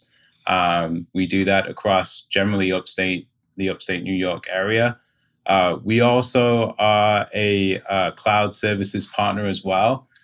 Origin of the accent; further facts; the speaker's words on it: Manchester, North West England, United Kingdom; moved away as an adult; now in Rochester, United States; I grew up in England, in the UK